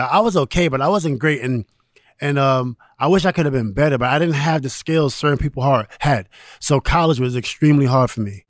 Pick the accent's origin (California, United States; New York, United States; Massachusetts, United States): New York, United States; New York City; I'm from New York City